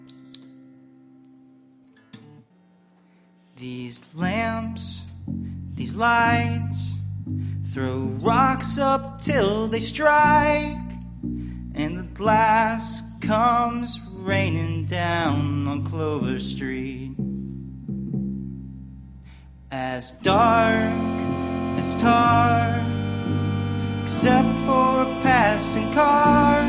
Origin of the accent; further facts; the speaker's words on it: Florida, United States; my home state of Florida